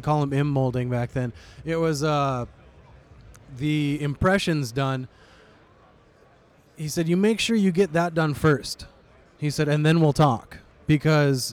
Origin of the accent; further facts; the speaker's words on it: Montana, United States; I grew up in Montana